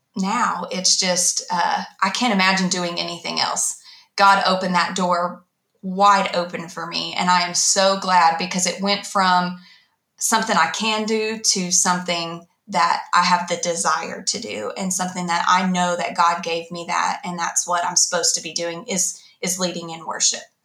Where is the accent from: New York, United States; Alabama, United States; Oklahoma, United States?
Oklahoma, United States; Ardmore; also born or lived in Dallas, Texas; I was in the fourth grade when we moved from Dallas to Ardmore